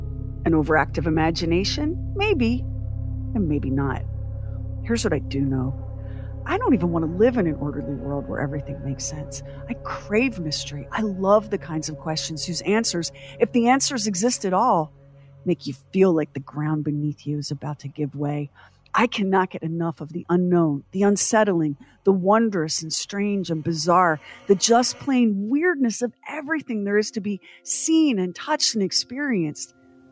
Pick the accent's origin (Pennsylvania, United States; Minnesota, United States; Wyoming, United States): Wyoming, United States; Growing up in Northwest Wyoming, we saw so many puzzling things in the night sky.